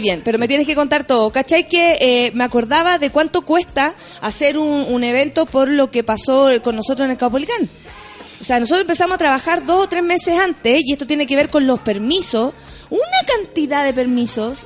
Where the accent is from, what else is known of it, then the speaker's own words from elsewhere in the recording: Chile; Contenta de estar aquí en Chile, en mi país.